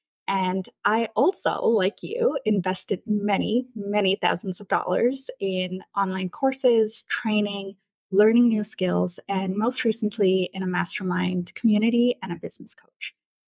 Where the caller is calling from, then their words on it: Vancouver, British Columbia, Canada; I'm joining you from Vancouver in British Columbia, Canada.